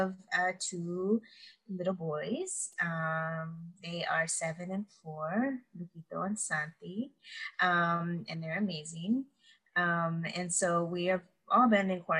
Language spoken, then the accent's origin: English; San Antonio, Texas, United States; also born or lived in Houston, Texas / Atlanta, Georgia; now in Austin, United States; I was actually born in Houston, but raised in San Antonio, South Texas